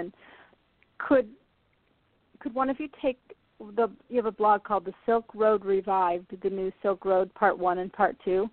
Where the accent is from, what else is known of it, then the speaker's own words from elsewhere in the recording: Iowa, United States; also born or lived in California / Lake Tahoe; now in Maine, United States; I was raised in Iowa